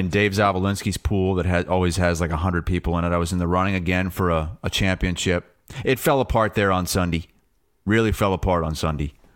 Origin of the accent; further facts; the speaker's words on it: United States; I'm an American.